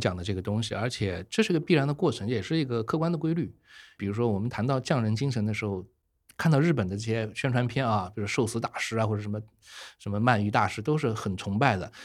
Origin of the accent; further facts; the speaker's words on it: Nanjing, Jiangsu, China; moved away as an adult; also born or lived in Italy / Paris, France / South Africa; 我是中国人，啊，我就是南京人，所以回到了南京吧